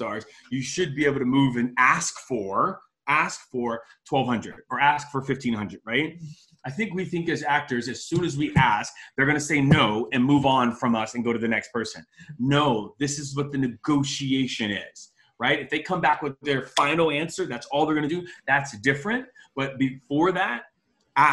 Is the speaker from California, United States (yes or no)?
no; Miami, Florida, United States; I'm from Miami.